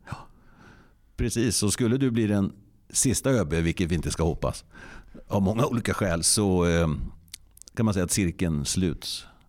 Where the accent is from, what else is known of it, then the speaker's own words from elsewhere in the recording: Hassela, Gävleborg County, Sweden; mitt livs universitet har ju varit i Hassela, en annan del av den vackra kommunen Nordanstig